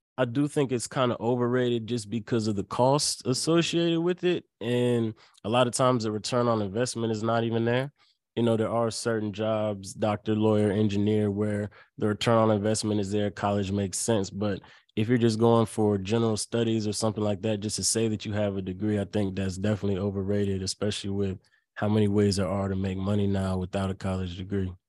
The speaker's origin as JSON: {"language": "English", "town": "Lynchburg", "region": "Virginia", "country": "United States", "tie": "born or raised there", "said": "I went to a small school, uh, called University of Lynchburg right in my hometown"}